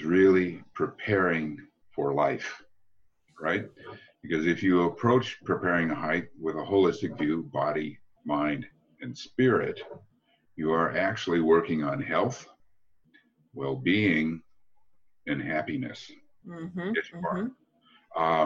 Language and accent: English; United States; I'm from the States